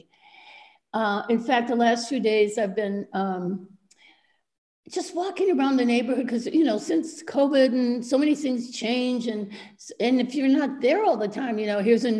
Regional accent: Milwaukee, Wisconsin, United States; moved away as an adult; also born or lived in New York; now in Paris, France; I grew up in Milwaukee, a very, you know, simple middle-class family.

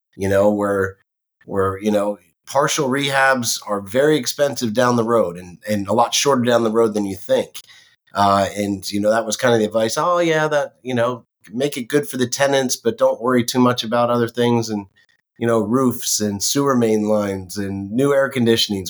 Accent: Northeast, United States; moved away as an adult; also born or lived in West Coast; now in Florida, United States; I grew up in the Northeast, would come down to see my grandparents all the time

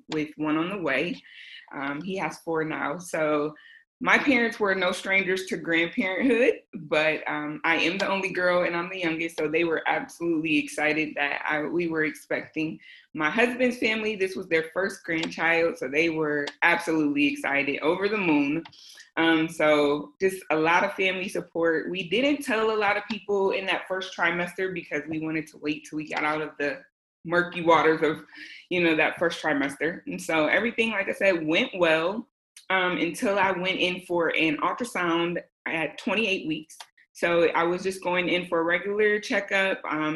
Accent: Michigan, United States; also born or lived in Southern California / Florida; now in California, United States; I am originally from Michigan

